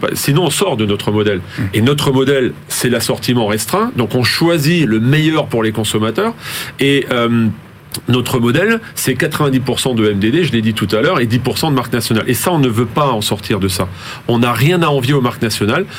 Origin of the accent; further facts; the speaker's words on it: Alsace, Grand Est, France; moi-même je suis alsacien et je le revendique, euh, mais je suis français avant tout